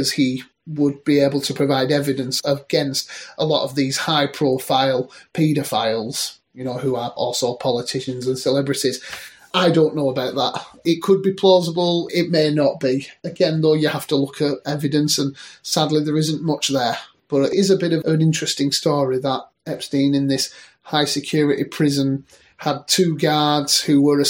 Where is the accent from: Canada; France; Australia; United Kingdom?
United Kingdom; Rochdale, North West England; moved away as an adult; now in Bradford, United Kingdom; I hail from Rochdale